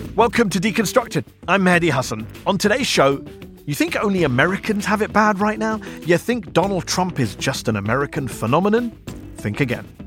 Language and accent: English; United Kingdom; now in United States; sitting here in the U S watching my home country